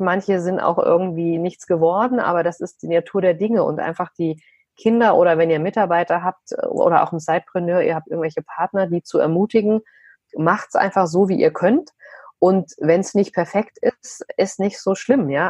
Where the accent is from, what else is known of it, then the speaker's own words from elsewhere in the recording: Vogelsberg, Hesse, Germany; moved away as an adult; also born or lived in Frankfurt; dass ich ein Landei bin aus dem Vogelsberg, also aus einem kleinen, wirklich Mini-Dorf